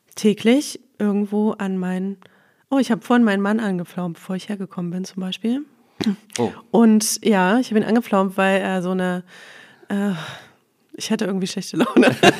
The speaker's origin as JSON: {"language": "German", "town": "Leipzig", "region": "Saxony", "country": "Germany", "also_born_or_lived": "Black Forest / Crailsheim", "moved": "as an adult", "said": "ich komme aus Leipzig tatsächlich."}